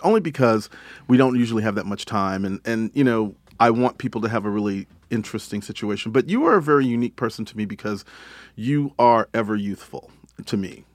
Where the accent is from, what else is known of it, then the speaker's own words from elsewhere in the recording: Texas, United States; moved away; I grew up in Texas